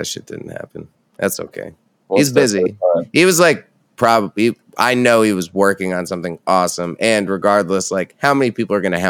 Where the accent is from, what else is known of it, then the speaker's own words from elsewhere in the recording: Red Hook, New York, United States; moved away; I'm from Red Hook, which is 30 minutes from Poughkeepsie.